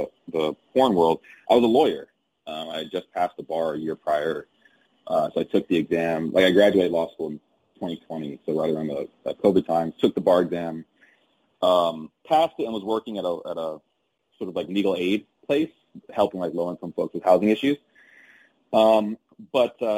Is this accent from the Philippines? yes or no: no; Covina, California, United States; also born or lived in Gardena, California; I'm from SoCal. So a city called Gardena is where I was born and raised for the first few years of my life. Then moved to a city called Covina when I was like about 7 or 8 and lived out there until I went to undergrad. So pretty much SoCal from all my childhood